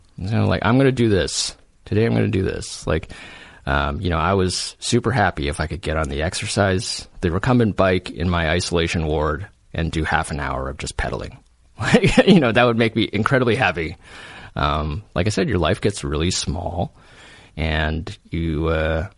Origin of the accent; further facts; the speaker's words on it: Silicon Valley, California, United States; I grew up in Silicon Valley.